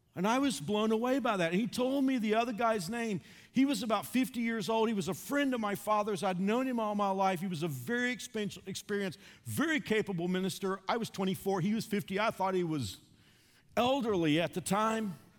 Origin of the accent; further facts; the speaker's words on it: Fort Worth, Texas, United States; moved away; I drove to my hometown of Fort Worth.